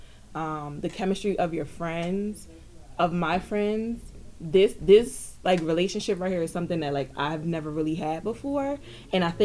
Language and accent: English; Jersey City, New Jersey, United States; I am also from Jersey City, also from the Hill.